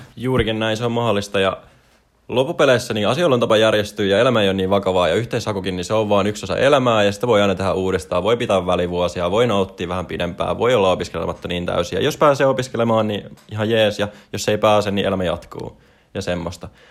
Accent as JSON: {"language": "Finnish", "town": "Espoo", "region": "Uusimaa", "country": "Finland", "tie": "born or raised there", "said": "mä oon Espoosta kotoisin"}